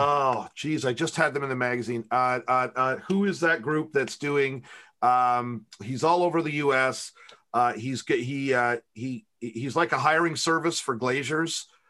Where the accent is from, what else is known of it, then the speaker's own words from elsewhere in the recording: Canada; I'm the Canadian